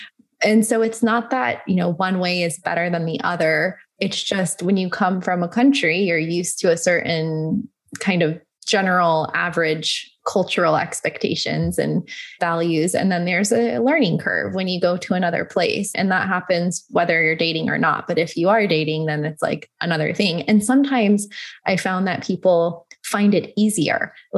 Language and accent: English; United States; especially being American, we kind of see it as you guys are really enjoying your lifestyle.